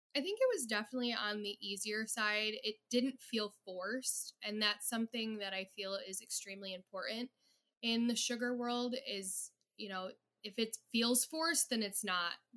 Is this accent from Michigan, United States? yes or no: yes; Detroit, Michigan, United States; I am in the Metro Detroit area